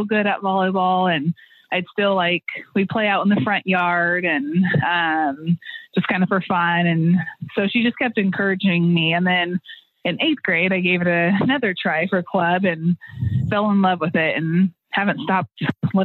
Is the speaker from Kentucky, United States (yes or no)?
no; Bakersfield, California, United States; moved away as an adult; also born or lived in Colorado; so I grew up in Bakersfield. I was born and raised there